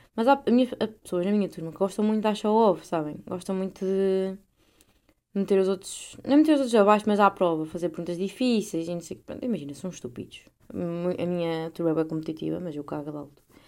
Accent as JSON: {"language": "Portuguese", "country": "Portugal"}